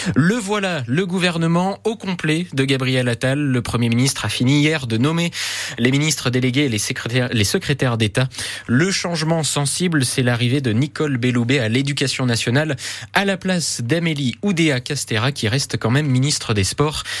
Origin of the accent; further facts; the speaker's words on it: Berry, Centre-Val de Loire, France; chez nous dans le Berry